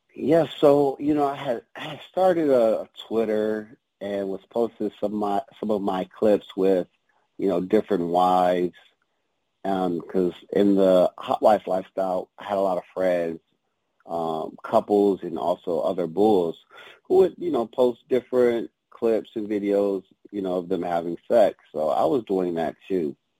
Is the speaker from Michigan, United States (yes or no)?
yes; Detroit, Michigan, United States; moved away; growing up in the D was was pretty tough